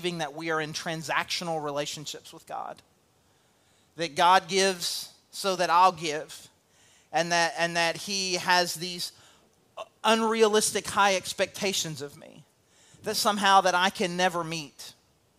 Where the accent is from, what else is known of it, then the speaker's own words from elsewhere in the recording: El Dorado, Arkansas, United States; moved away; also born or lived in St. Louis / Cabot; I came from El Dorado, Arkansas, population 20,000 people